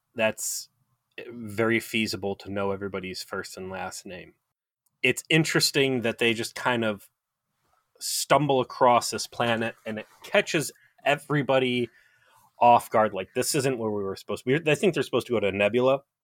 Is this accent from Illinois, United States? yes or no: no; South Euclid, Ohio, United States; right next to my hometown, um, 'cause I'm from South Euclid, Ohio